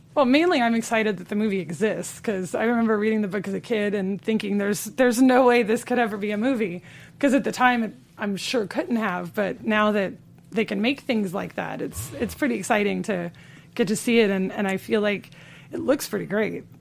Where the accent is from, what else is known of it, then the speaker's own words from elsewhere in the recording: Los Angeles, California, United States; I am an L A native.